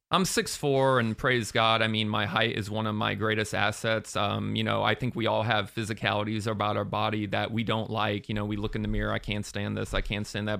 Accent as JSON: {"language": "English", "town": "Sarasota", "region": "Florida", "country": "United States", "tie": "born or raised there", "lives_now": "Orlando, United States", "said": "I grew up in Sarasota, but I came up to Orlando to attend U C F"}